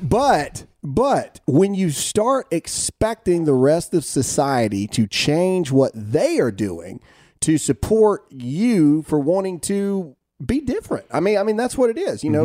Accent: United States; as an American

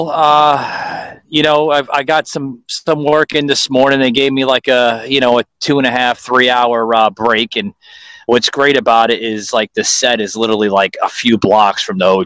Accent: New York City, New York, United States; now in Florida, United States; I was born in it, Joseph. Don't get me wrong, man. I'm from Queens, New York

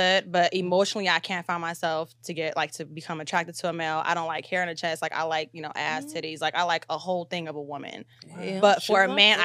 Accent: Los Angeles, California, United States; born and raised in Hollywood, California

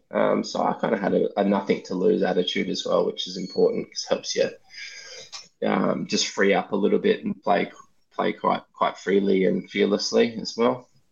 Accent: Australia; a Australian cricketer

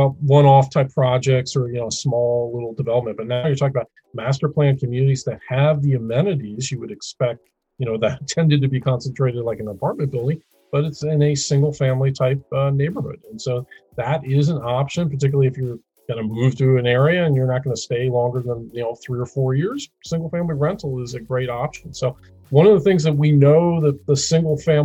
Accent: Midwest, United States; I'm a Midwesterner

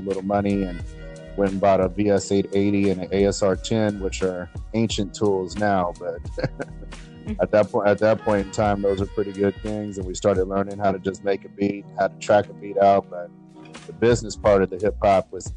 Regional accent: San Diego, California, United States; also born or lived in San Jose / Redwood City; I was born in San Jose, and I was raised in Redwood City until I was about like 6 or 7. And then my mom decided she wanted to move to San Diego, so we came here

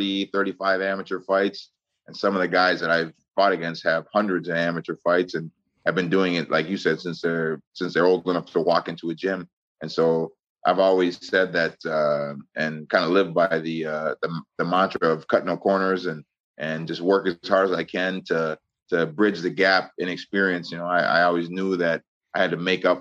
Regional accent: Osseo, Minnesota, United States; I grew up in Osseo

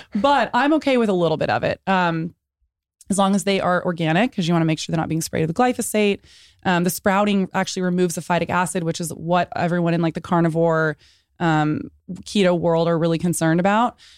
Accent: San Antonio, Texas, United States; I was born in San Antonio

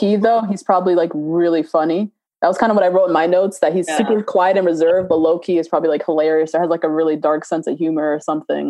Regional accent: New Jersey, United States; I mean, we're from Jersey.

